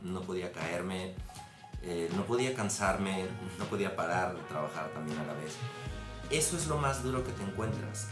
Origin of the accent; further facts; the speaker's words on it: Mexico; moved away as an adult; now in Madrid, Spain; México es mi tierra.